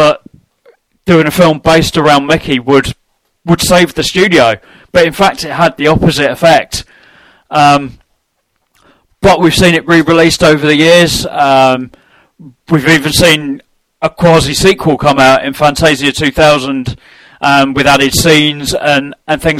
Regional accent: London, United Kingdom; now in Nottingham, United Kingdom; I'm originally from North London, technically.

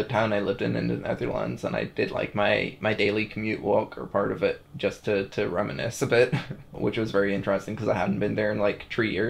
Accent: Ireland; as an Irish person

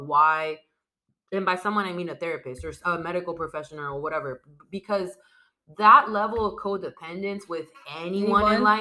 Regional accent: San Diego, California, United States; San Diego was my hometown and it's been my hometown my whole life.

